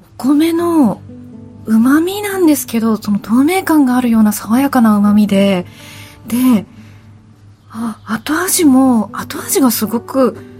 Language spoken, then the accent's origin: Japanese; western Japan, Japan; 私あの西日本が出身